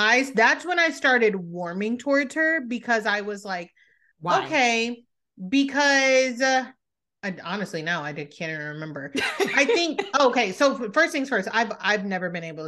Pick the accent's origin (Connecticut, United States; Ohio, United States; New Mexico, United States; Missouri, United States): Missouri, United States; St. Louis; I'm from St. Louis